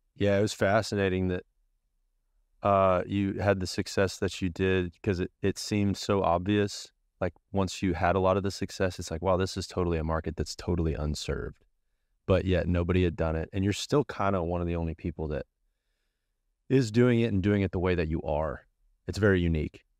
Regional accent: Decatur, Texas, United States; I grew up in Decatur, so I was around a bunch of people that obviously rodeoed at a high level.

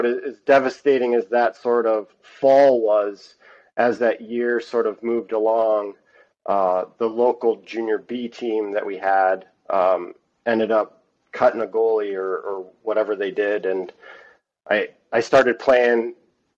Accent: Sarnia, Ontario, Canada; I grew up just playing in Sarnia, where I'm from, Sarnia, Ontario

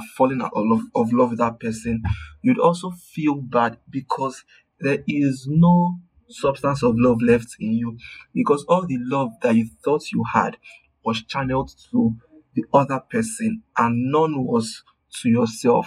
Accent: Nigeria; my Nigerian people

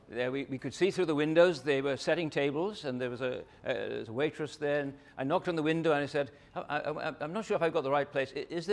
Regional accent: London, United Kingdom; now in Hobart, Australia; 30 years ago, I came to Hobart from London.

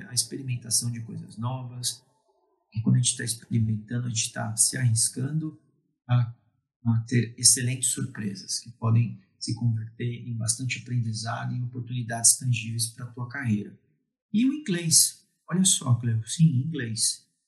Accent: Brazil; A gente é latino, a gente gosta de falar que é brasileiro, que não é latino, somos latinos

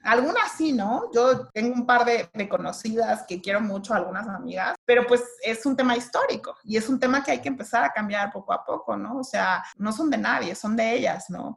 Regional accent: Mexico; nosotros que somos la sociedad mexicana

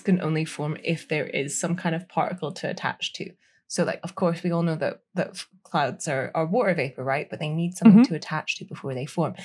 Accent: United Kingdom; We we are so British

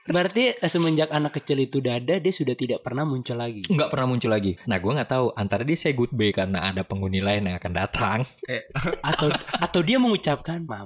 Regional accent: Bekasi, West Java, Indonesia; also born or lived in Jakarta; Pas gue lahir itu, gue lahir di Jakarta, langsung dibawa ke Jawa, Mam. Ketika umur 3 tahun, gue baru balik ke Bekasi.

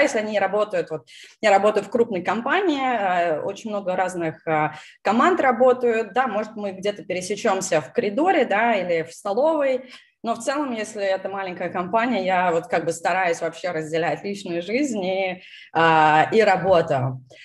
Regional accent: Moscow, Russia; moved away as an adult; also born or lived in California, United States; now in Texas, United States; родилась в Москве, переехала в США 6 лет назад

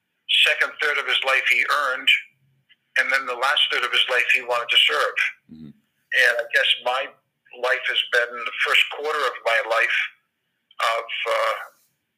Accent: Providence, Rhode Island, United States

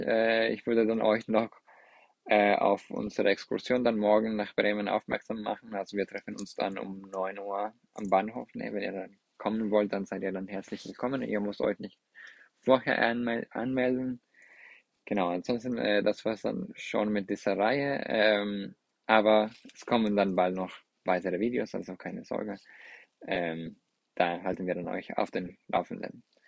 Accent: Mexico; German is a second language; now in Braunschweig, Germany; Mexiko oder also mit meiner Heimat

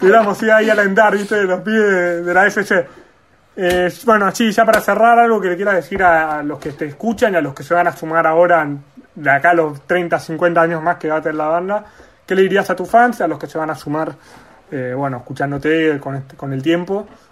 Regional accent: Argentina; como argentinos y como deportistas

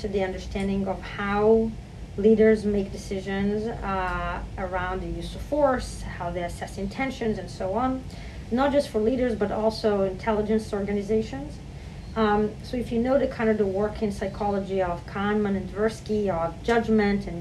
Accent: Israel; moved away as an adult; now in New York, United States; I grew up in Israel

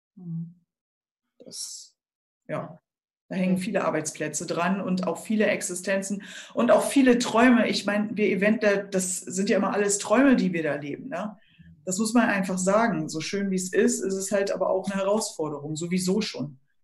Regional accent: Schleswig-Holstein, Germany; bei uns in Schleswig-Holstein

